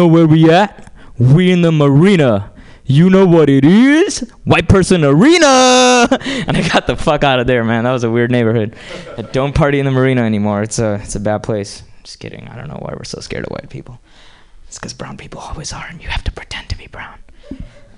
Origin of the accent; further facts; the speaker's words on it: Hyderabad, Telangana, India; now in United States; I grew up in India and moved to this country from a small town called Hyderabad